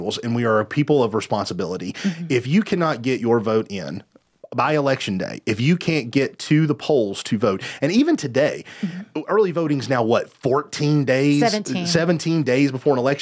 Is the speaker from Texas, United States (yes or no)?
no; Candler, North Carolina, United States; my hometown of Candler